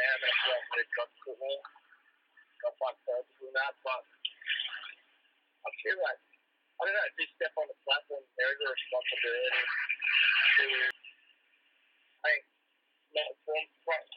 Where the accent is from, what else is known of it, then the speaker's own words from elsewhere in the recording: Australia; being Australian